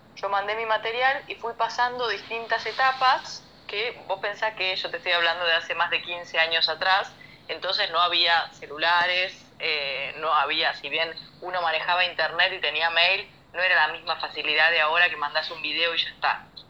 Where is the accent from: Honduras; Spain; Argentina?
Argentina; Rafaela, Santa Fe; moved away as an adult; now in Buenos Aires, Argentina; somos de Rafaela, como te decía antes, familia numerosa